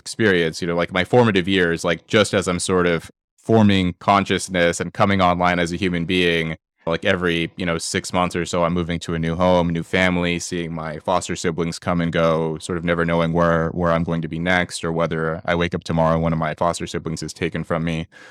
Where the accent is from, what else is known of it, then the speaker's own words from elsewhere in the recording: Los Angeles, California, United States; I was born in Los Angeles, uh, in poverty.